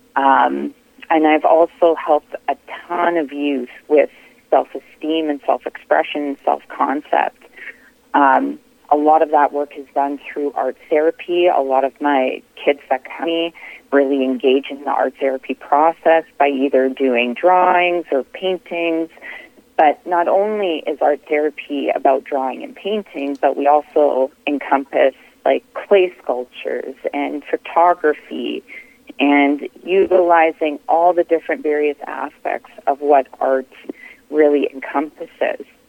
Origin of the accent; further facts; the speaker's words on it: Winnipeg, Manitoba, Canada; I born and raised in Winnipeg, Manitoba, Canada